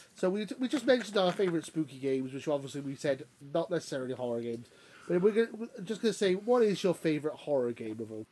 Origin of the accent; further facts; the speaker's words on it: United Kingdom; we're not Americans, we're British